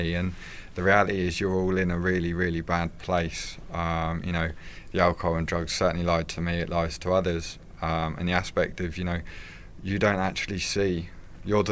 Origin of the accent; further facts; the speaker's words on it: Wickham, United Kingdom; I was brought up in Wickham. I went to school in Wickham